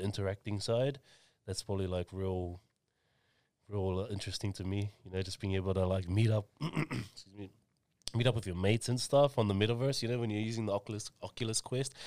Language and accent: English; Auckland, New Zealand; I was born and raised in Mangere, two seven five